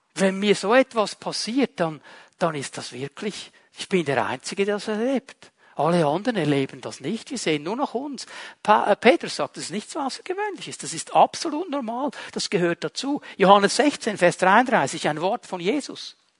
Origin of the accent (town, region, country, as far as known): Switzerland